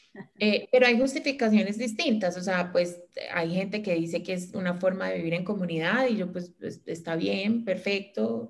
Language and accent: Spanish; Manizales, Caldas, Colombia; moved away; nosotras tres somos de Manizales, pero la única que vive acá soy yo, desde, desde noviembre